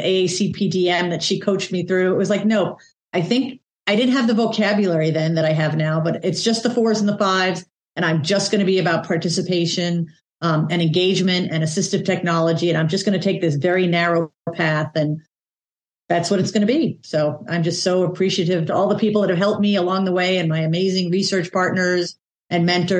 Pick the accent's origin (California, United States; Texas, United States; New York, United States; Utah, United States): New York, United States; New York City; I'm a New Yorker. I rode the subway 3 hours each way to high school every day.